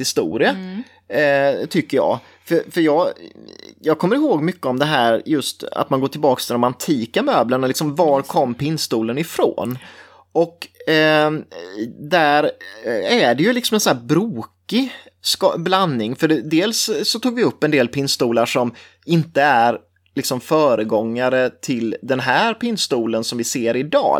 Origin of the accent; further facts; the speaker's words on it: Forsserum, Jönköping County, Sweden; jag är från Forsrum som ligger nära Nässjö. Och alltid liksom växt upp med den här stolfabriken